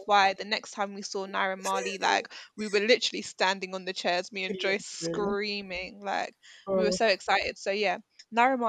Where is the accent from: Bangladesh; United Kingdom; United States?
United Kingdom; I was born in this country